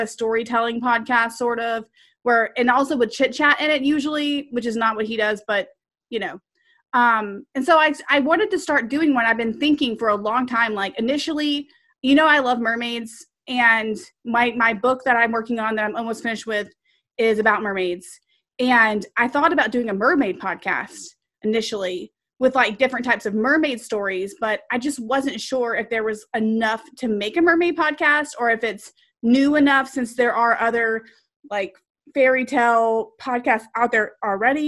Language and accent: English; Texas, United States; accent: serious Texas